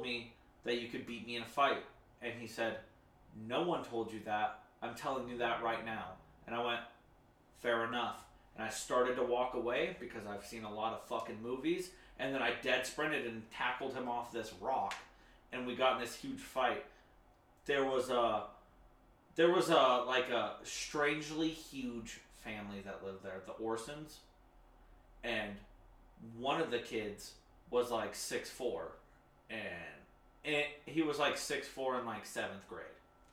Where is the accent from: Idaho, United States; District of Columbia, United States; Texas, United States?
Idaho, United States; Stanley; also born or lived in Jacksonville, Florida / Clayton, Idaho; I was born in Jacksonville, Florida. Moved to Stanley, Idaho when I was 5 or 6. Did first through 4th grade... First through 4th grade in Stanley, Idaho